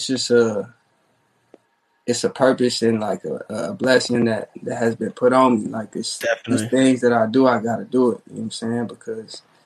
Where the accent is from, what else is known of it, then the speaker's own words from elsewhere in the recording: Phoenix, Arizona, United States; also born or lived in Tucson, Arizona / Atlanta, Georgia / Tempe, Arizona; Then we moved to Phoenix.